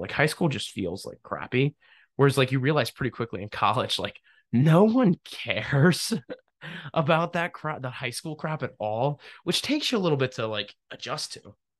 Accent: Pennsylvania, United States; also born or lived in New Jersey; Pennsylvania, my home state. technically not my home state. I was born in New Jersey without my consent.

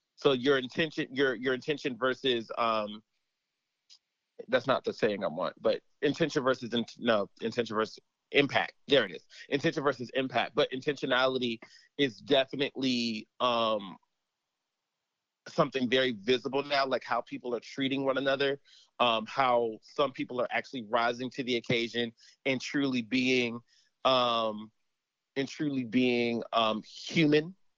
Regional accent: United States; we as an American people, we as an American society

